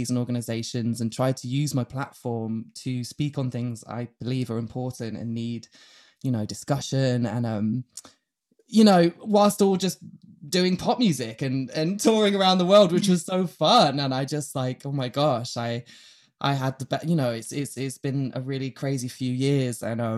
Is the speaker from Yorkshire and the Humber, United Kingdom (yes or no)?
yes; Yorkshire and the Humber, United Kingdom; born there; I was born, you know, I'm going to take you right back to the start. I was born in Yorkshire.